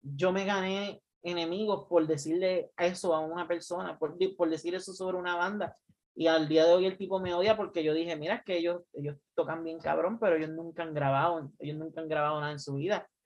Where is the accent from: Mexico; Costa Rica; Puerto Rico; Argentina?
Puerto Rico; now in United States; nosotros salimos de Puerto Rico.